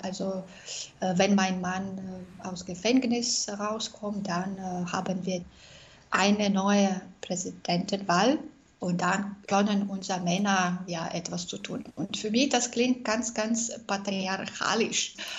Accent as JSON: {"language": "German", "region": "Minsk", "country": "Belarus", "tie": "born or raised there", "also_born_or_lived": "Austria", "second_language": "German", "moved": "as an adult", "said": "ich bin aus Belarus."}